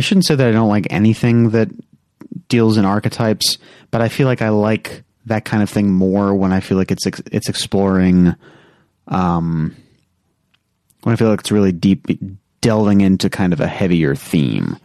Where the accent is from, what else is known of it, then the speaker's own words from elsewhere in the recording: United States; as an American